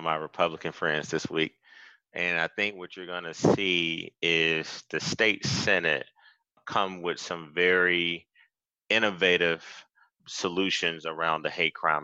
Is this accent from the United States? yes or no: yes; Athens, Georgia, United States; moved away; my hometown of Athens, I grew up there. I spent 18 years